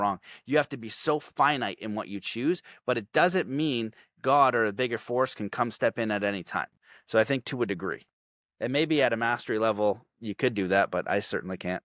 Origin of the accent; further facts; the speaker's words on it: Canada; I'm Canadian